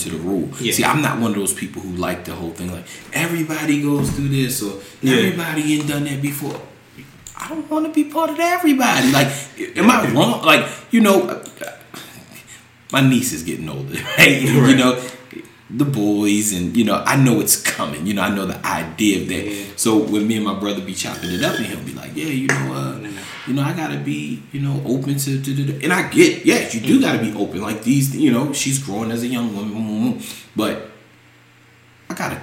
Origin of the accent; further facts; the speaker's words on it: Annapolis, Maryland, United States; I'm from Annapolis